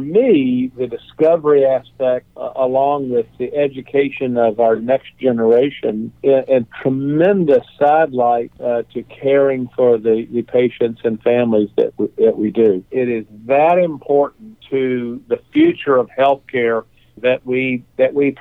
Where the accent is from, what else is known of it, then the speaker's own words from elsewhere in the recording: North Georgia, United States; moved away as an adult; now in Nashville, United States; I grew up in North Georgia